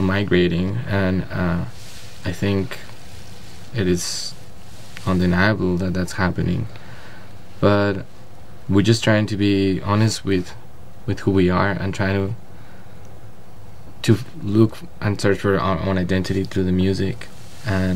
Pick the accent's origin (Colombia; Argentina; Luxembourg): Colombia; Bogotá; also born or lived in New York City; now in New York, United States; I grew up in Bogota, in a city, and I'm from Colombia